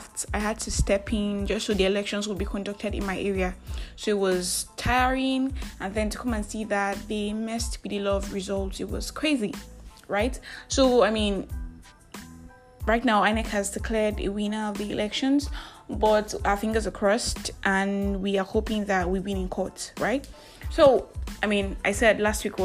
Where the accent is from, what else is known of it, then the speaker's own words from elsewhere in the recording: Nigeria; I am that Nigerian Christian alcoholic